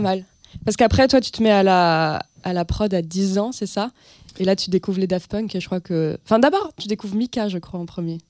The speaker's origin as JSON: {"language": "French", "town": "Hossegor", "region": "Nouvelle-Aquitaine", "country": "France", "tie": "born or raised there", "moved": "yes", "lives_now": "Paris, France", "said": "arriver à Paris en ayant grandi dans les Landes"}